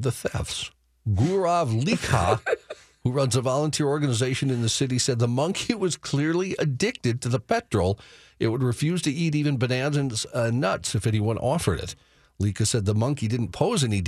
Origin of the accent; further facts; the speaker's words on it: North Dakota, United States; moved away; my home state of North Dakota